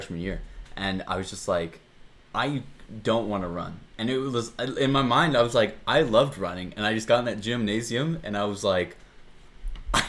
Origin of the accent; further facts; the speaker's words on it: Oregon, United States; moved away as an adult; now in Albuquerque, United States; I'm originally from Oregon. I've grown up there my entire life.